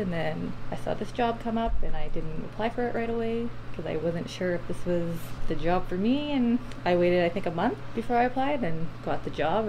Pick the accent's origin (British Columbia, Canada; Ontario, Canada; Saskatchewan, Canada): Saskatchewan, Canada; Saskatoon; moved away; I'm from Saskatoon, Saskatchewan